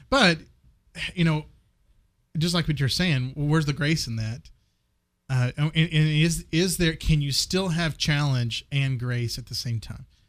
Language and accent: English; West Texas, United States; I grew up in West Texas